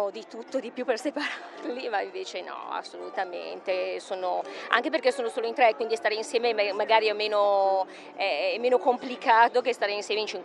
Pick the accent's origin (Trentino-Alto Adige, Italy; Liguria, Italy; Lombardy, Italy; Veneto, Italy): Lombardy, Italy; Brescia; Da Brescia.